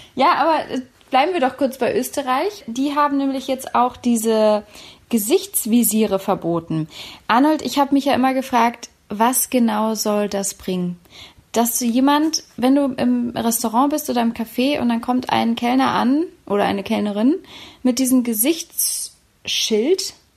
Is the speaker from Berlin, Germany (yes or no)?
yes; Berlin, Germany; aus meiner Heimatstadt Berlin